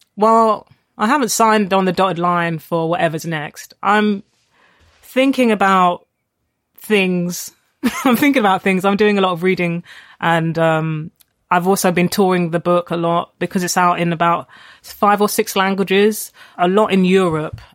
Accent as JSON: {"language": "English", "region": "London", "country": "United Kingdom", "tie": "born or raised there", "said": "I, I grew up in Tottenham, I went to school in Haringey"}